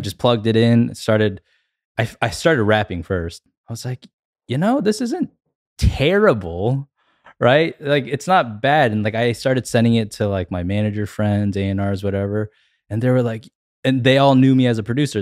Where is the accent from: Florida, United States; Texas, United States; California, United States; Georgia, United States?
Georgia, United States; Atlanta; I'm from Atlanta, so, you know, I grew up listening to a lot of hip hop